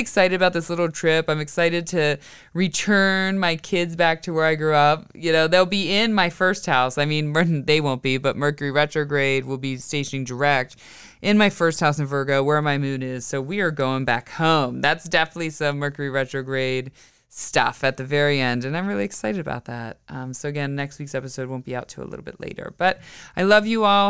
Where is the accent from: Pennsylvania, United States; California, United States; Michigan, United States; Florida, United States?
Pennsylvania, United States; Western; moved away; I grew up in Western P